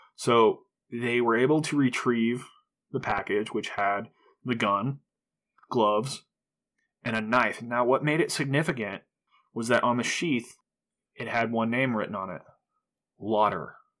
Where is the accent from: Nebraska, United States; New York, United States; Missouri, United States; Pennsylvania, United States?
Nebraska, United States; this was my hometown